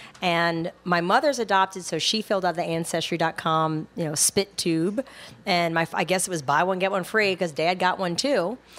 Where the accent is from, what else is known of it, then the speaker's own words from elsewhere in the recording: New Orleans, Louisiana, United States; Growing up in New Orleans